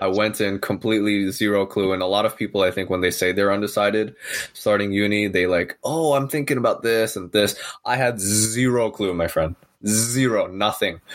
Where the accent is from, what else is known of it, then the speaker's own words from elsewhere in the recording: San Francisco Bay Area, California, United States; I'm born and raised here in uh, San Francisco Bay Area, sort of heart of Silicon Valley